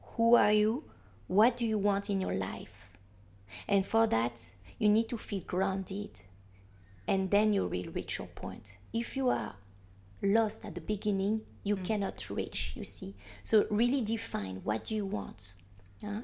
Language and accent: English; Paris, Île-de-France, France; now in Hong Kong; I'm from Paris